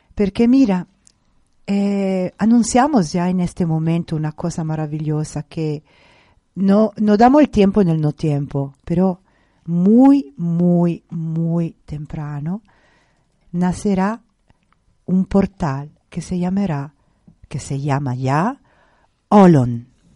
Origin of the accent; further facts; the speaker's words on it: Italy; Spanish is a second language; moved away; como italiana